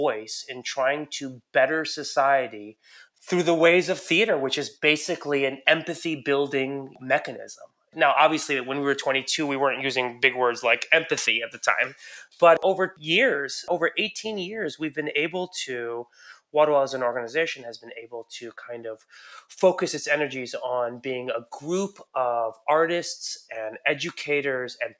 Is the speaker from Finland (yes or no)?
no; Iran; moved away; I'm an immigrant. I was born in Iran